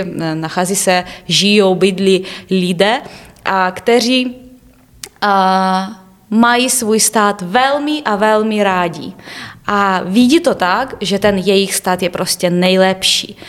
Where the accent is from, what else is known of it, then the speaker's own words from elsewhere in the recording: Obukhiv, Kyiv Oblast, Ukraine; Czech is a second language; moved away as an adult; now in Hradec Králové, Czech Republic; pocházím z Ukrajiny, pocházím z Kijevské oblasti a konkrétně město Obuchiv